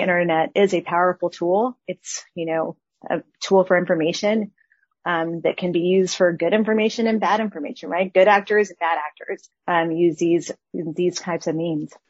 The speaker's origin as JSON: {"language": "English", "town": "El Paso", "region": "Texas", "country": "United States", "tie": "born or raised there", "said": "my hometown and where I grew up"}